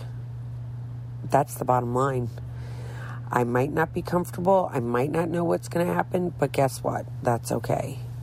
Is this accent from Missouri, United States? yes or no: yes; St. Louis, Missouri, United States; moved away as an adult; now in Florida, United States; I'm from St. Louis, Missouri, which is kind of south